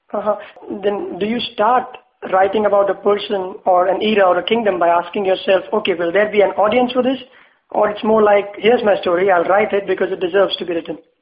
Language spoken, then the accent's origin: English; India; as an Indian